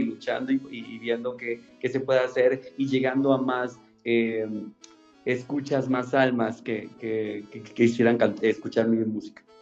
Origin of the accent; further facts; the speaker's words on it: Guatemala City, Guatemala Department, Guatemala; also born or lived in Mexico City; Soy de la Nueva Guatemala, o sea, ciudad de Guatemala la Nueva Guatemala de Asunción, Ciudad de Guatemala